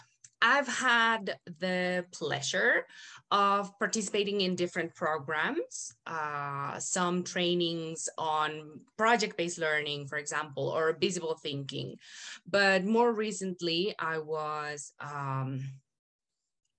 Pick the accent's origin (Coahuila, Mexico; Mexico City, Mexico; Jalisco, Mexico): Jalisco, Mexico; Guadalajara; first language Spanish; English is a second language; I'm Mexican, born and raised in Guadalajara, Jalisco, which is the land of tequila